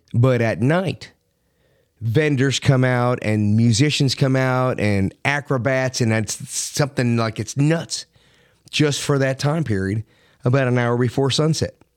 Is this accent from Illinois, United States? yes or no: no; Miami, Florida, United States; moved away; also born or lived in Philadelphia; I grew up in Miami